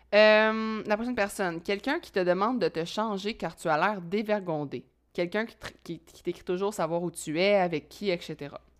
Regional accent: Quebec, Canada; je suis québécois

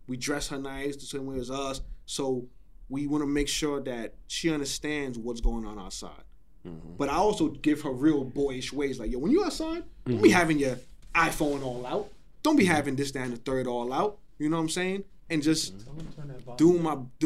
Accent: New York City, New York, United States; I'm from Flatbush. I'm from Junction.

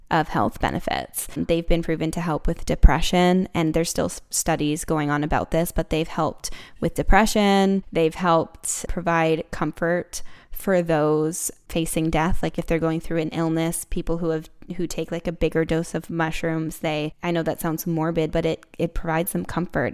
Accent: Vancouver, British Columbia, Canada; I'm from Vancouver

